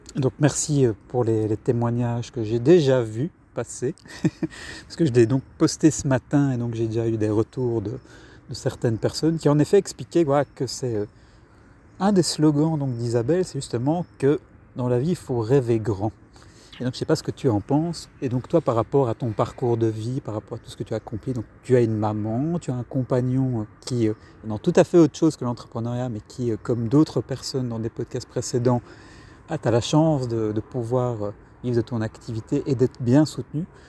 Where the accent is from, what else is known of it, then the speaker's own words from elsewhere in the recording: Brussels, Brussels-Capital Region, Belgium; je suis de Bruxelles